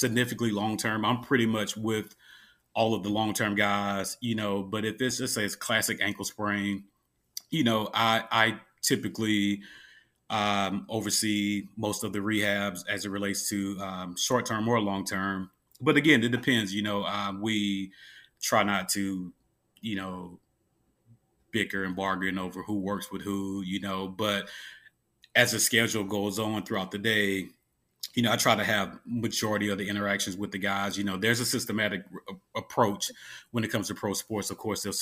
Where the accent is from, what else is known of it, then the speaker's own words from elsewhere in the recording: Mobile, Alabama, United States; moved away; I'm originally from Mobile, Alabama